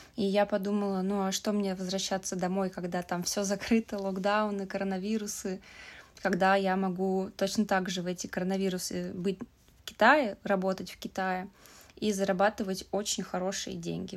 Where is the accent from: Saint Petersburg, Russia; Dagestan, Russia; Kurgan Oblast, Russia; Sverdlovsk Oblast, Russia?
Saint Petersburg, Russia; moved away as an adult; now in China; я из России, из Питера